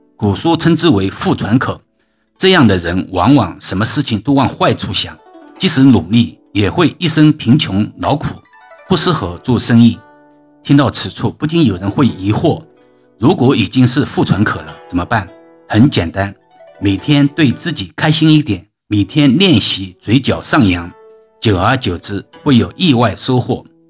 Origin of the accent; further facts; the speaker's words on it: China; 所以，我们中国人在过年的时候都会逢人必说恭喜发财